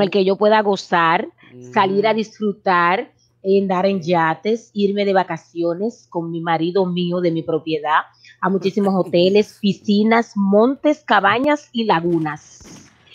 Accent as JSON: {"language": "Spanish", "country": "Dominican Republic", "moved": "yes", "lives_now": "United States", "said": "como decimos los dominicanos"}